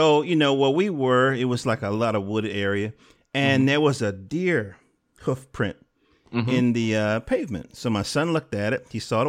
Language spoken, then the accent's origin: English; Durham, North Carolina, United States; I was born in Durham.